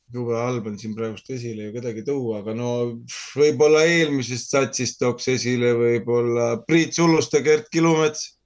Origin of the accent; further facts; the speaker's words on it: Tartu, Tartu County, Estonia; moved away as an adult; now in Saaremaa, Estonia; mina olen Tartust pärit